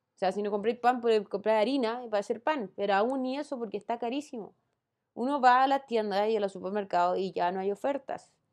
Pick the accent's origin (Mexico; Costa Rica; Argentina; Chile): Chile; No soy la única chilena en este país.